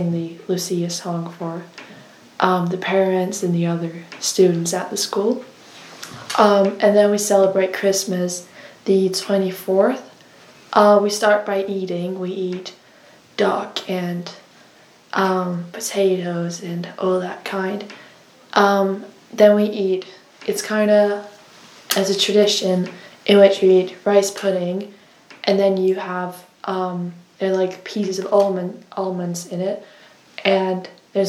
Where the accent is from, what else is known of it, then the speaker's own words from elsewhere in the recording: Denmark; now in United Kingdom; I am from Denmark